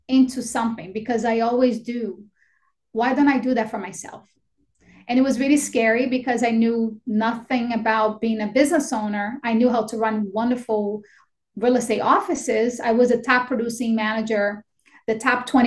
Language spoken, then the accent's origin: English; Brazil; English is a second language; moved away as an adult; also born or lived in Astoria, Queens, New York; now in United States; I was born and raised in Brazil. I came here when I was 18 years old, and I had $200 that my parents gave me, and I didn't know how to speak a word of English